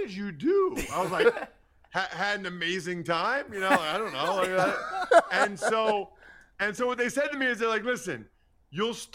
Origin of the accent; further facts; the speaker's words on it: Reading, Pennsylvania, United States; moved away as an adult; my hometown, Reading, Pennsylvania.